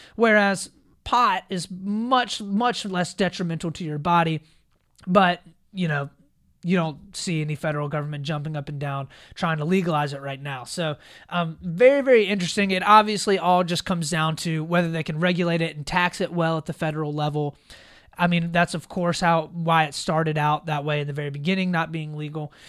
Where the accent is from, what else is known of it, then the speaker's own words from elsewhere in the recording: South Carolina, United States; South Carolina, my home state